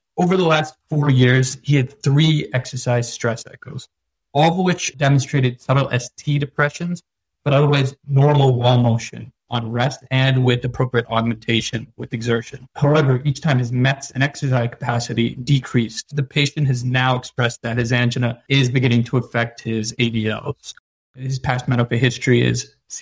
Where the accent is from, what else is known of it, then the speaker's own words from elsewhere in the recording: New York, United States; also born or lived in India; I'm originally from New York